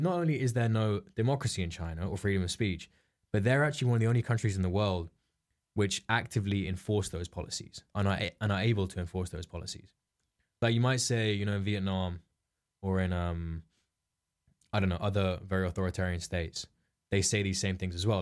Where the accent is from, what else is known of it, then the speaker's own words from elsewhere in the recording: England, United Kingdom; we're English